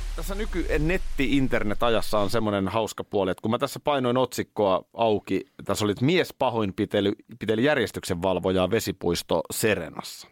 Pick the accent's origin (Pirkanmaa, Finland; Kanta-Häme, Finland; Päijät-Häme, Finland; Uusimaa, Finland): Uusimaa, Finland; Nurmijärvi; Nurmijärveltä, niin Nurmijärven linjoilla, mm. nykyisellä Korsisaarella, niin tultiin sitten bussilla